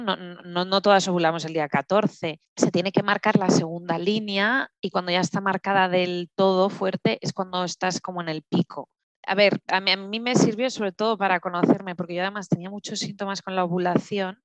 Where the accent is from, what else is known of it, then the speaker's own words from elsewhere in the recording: Huesca, Aragon, Spain; moved away as an adult; also born or lived in French-speaking Switzerland; now in Switzerland; yo soy de Huesca, de Huesca capital, aunque sea pequeñita. Eh, vivo en Suiza, en la parte francesa, ya desde hace cuatro años y medio